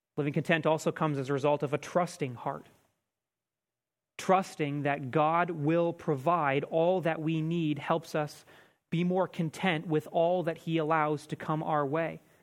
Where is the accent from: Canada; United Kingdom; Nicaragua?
Canada; we, as Canadian Christians